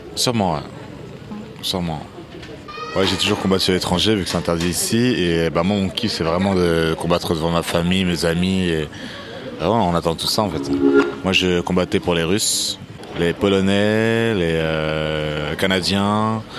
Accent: Île-de-France, France; also born or lived in Tunisia; Je suis né en Tunisie, mais je suis arrivé à l'âge de deux semaines en France. Donc je me considère comme français.

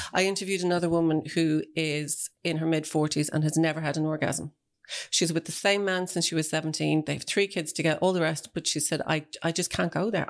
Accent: Celbridge, Leinster, Ireland; it's where I grew up

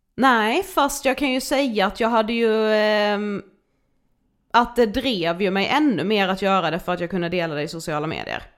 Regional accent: Karlshamn, Blekinge, Sweden; now in Stockholm, Sweden; jag är hemma i Karlshamn som ju vi är nu

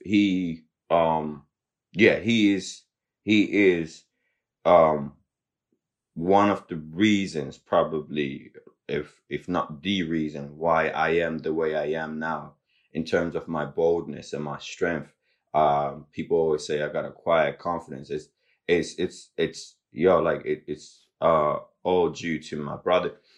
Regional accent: Zimbabwe; also born or lived in Limerick, Ireland; now in Ireland; we're from Zimbabwe

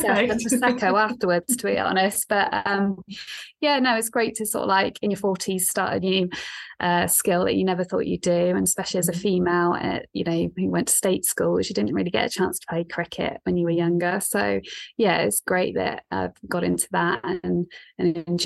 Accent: Bristol, South West England, United Kingdom; accent: West Country; I was born and bred in Bristol, but my dad was an English teacher

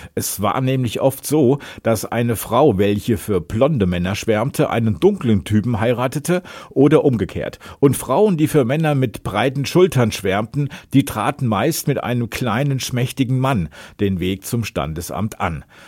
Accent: Hesse, Germany; ich komme aus Hessen

